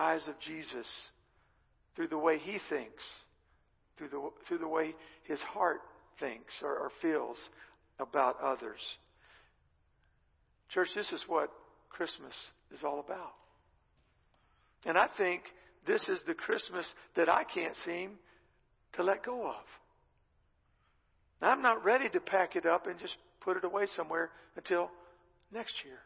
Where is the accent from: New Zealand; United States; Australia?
United States; Texas; accent: Texan; moved away; I can't hide the Texan in me